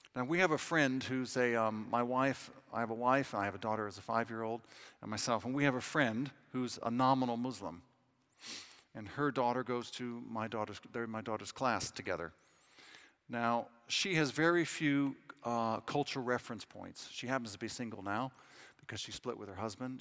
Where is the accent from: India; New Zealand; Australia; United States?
United States; Southern California; accent: American; moved away as an adult; now in London, United Kingdom; I'm from Southern California.